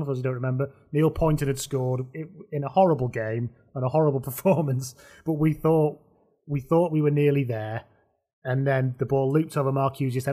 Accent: the north of England, United Kingdom; I'm an on brand Northerner

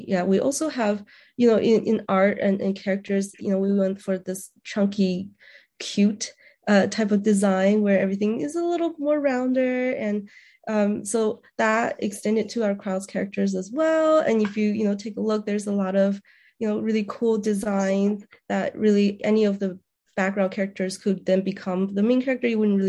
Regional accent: Beijing, China; also born or lived in New Mexico; now in Indiana, United States; So I was from Beijing, China, and then I immigrated to New Mexico and lived there for about 5 years. And then I came over to Indiana.

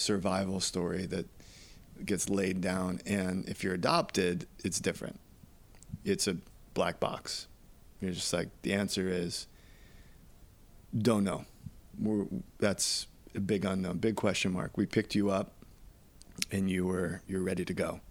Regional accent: New York City, New York, United States; I was born in New York City

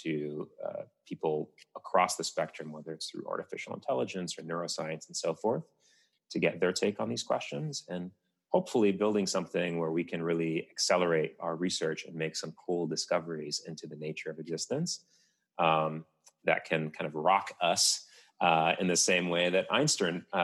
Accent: Tunisia; my home country of Tunisia

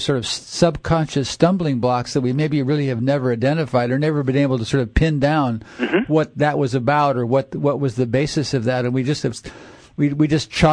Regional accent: Minnesota, United States; moved away; also born or lived in New Haven; I grew up in Minnesota

